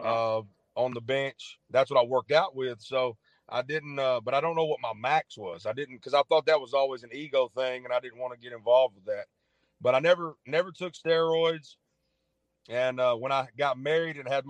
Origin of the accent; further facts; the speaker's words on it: Arkansas, United States; moved away as an adult; also born or lived in Memphis, Tennessee; I was born in Memphis, grew up in Arkansas, went back to Memphis after I graduated